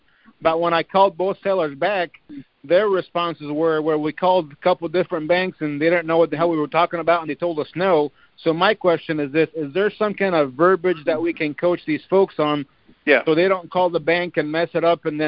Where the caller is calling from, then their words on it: Indiana, United States; from Indiana.